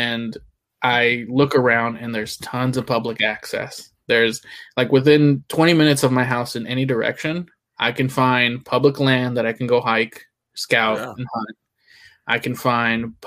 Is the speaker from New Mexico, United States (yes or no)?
no; Houston, Texas, United States; now in New Jersey, United States; I grew up in Houston